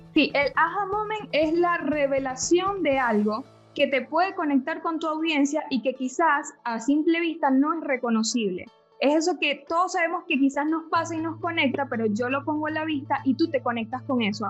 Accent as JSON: {"language": "Spanish", "country": "Venezuela", "moved": "yes", "lives_now": "Argentina", "said": "yo como venezolana aprendí a tomar mate"}